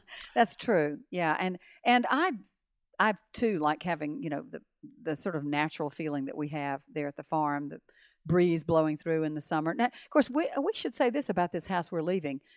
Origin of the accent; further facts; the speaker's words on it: Montgomery, Alabama, United States; moved away as an adult; also born or lived in Tallahassee; we grew up in Montgomery